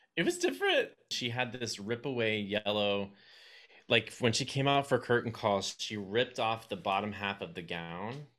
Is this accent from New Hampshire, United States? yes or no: no; Texas, United States; also born or lived in New York; I grew up here.